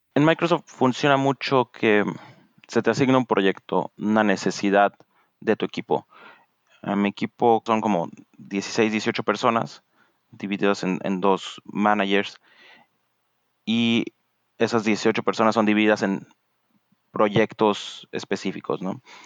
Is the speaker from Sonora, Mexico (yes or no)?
no; Morelia, Michoacán, Mexico; moved away as an adult; now in Redmond, United States; en el TEC de Monterrey, Campus Morelia, donde crecí, toda mi vida crecí en Morelia